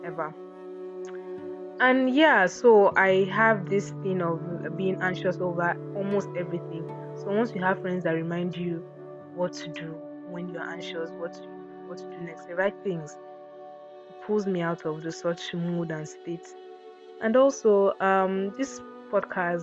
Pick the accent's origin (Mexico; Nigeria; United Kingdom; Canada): Nigeria; Akwa Ibom; I'm from Akwa Ibom. So if, yeah, and so what, I have the accent